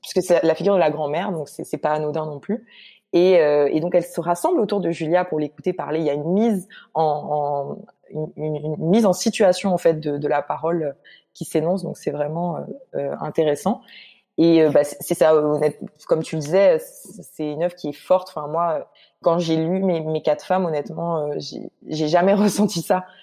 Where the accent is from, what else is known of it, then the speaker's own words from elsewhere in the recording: Guadeloupe; moved away as an adult; also born or lived in Martinique; now in Montreal, Canada; je suis née en Martinique et j'ai grandi en Guadeloupe. Donc en fait, euh, toute mon enfance et ma vie d'adolescence, je les ai passées en Guadeloupe